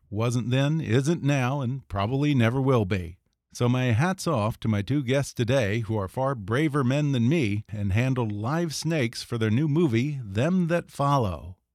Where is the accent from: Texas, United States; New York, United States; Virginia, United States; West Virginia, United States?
Texas, United States; Growing up in Texas